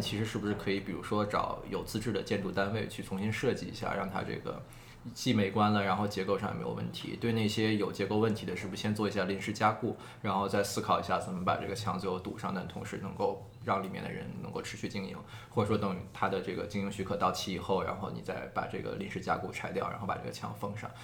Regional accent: Beijing, China; now in New York, United States; 我本身是北京人

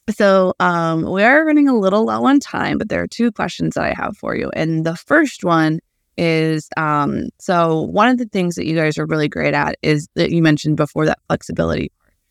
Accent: Midwest, United States; as a Midwesterner, I, uh, that has a somewhat background in agriculture

